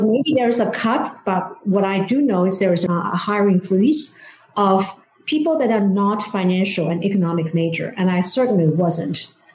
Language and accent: English; China; English is a second language; moved away as an adult; now in Washington D.C., United States; growing up in China